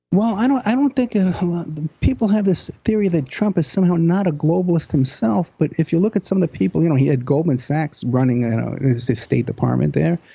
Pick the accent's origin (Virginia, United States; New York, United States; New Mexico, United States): New York, United States; I'm from New York